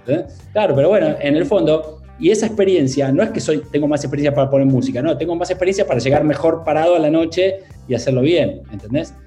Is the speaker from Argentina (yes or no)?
yes; Argentina; moved away as an adult; also born or lived in London / Barcelona; now in Italy; siendo argentino y viviendo en Italia